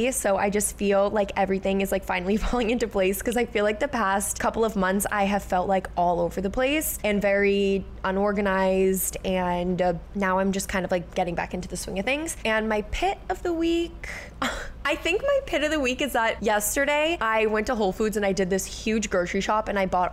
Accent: Dennis, Massachusetts, United States; moved away as an adult; also born or lived in Hyannis, Massachusetts; now in Boston, United States; we grew up on Cape Cod, which is a little island that is like an hour away from the city

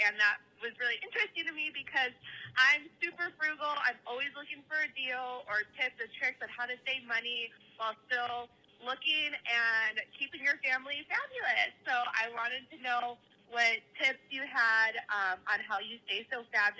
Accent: California, United States; I'm from California, but everybody says that I belong in Jersey

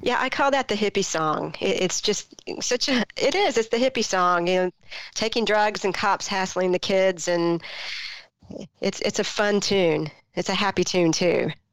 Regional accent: Greenville, North Carolina, United States; a 15 year old kid growing up in Greenville, North Carolina in the mid 80s

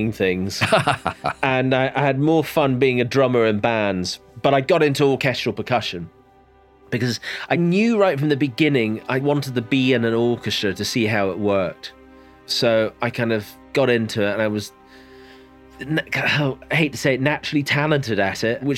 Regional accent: Inverness, Scotland, United Kingdom; I grew up in the Highlands of Scotland, in a place called Inverness

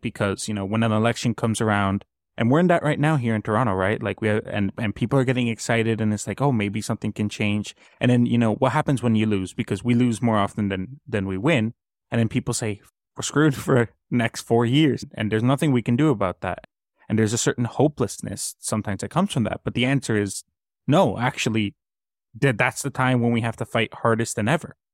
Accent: Colombia; now in Canada; I come from Colombia

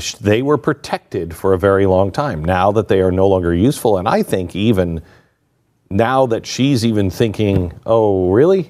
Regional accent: Pacific Northwest, United States; I grew up in the Pacific Northwest

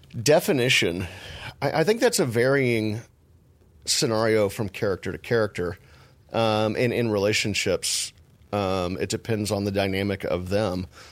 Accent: Texas, United States; I'm from Texas

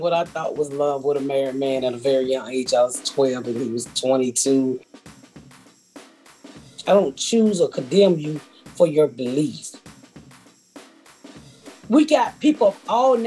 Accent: Atlanta, Georgia, United States; I grew up in the inner city of Atlanta, very poor

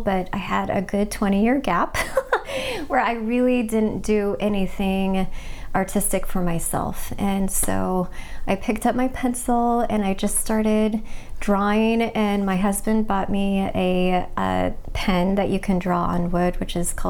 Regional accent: Kansas City, Missouri, United States; moved away as an adult; also born or lived in Colorado; now in Portland, United States; I grew up in the Midwest in Kansas City, Missouri

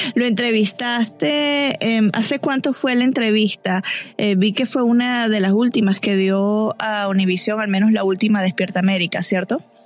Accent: Venezuela; now in Atlanta, United States; yo soy venezolana

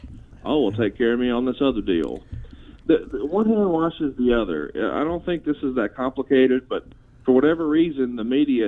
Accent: Alabama, United States; Because I'm from Alabama and we like Waffle House down here.

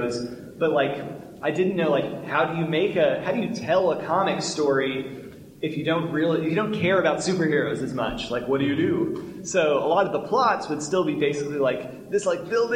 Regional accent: Little Rock, Arkansas, United States; moved away; also born or lived in Montgomery, Alabama; I grew up in Arkansas

